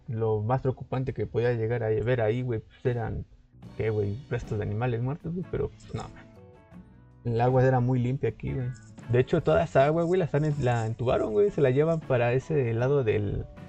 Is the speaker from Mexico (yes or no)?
yes; Mexico; nosotros como ciudadanos mexicanos